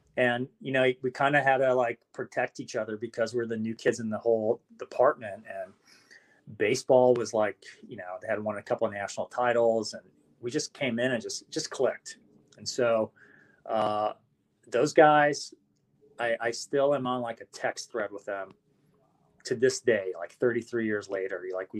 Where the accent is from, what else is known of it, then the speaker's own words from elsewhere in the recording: Las Vegas, Nevada, United States; And growing up in Vegas is, you know, when you grow up in Vegas, it's a different life, you know, for a lot of kids.